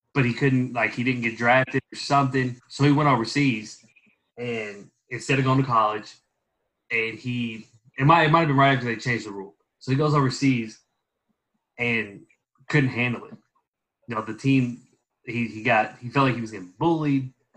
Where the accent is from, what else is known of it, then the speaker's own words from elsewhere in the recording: Louisville, Kentucky, United States; I grew up in Louisville, I coach kids